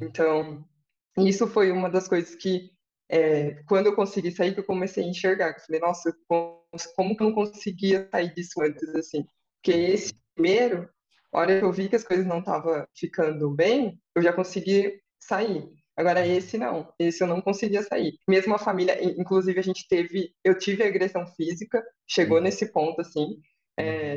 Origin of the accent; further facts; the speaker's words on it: interior of São Paulo, Brazil; sou do interior de São Paulo